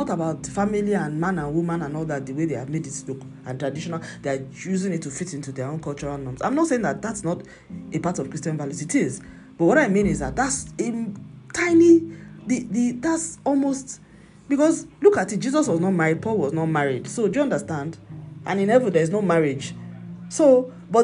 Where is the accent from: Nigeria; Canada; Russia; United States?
Nigeria; moved away; my home country, Nigeria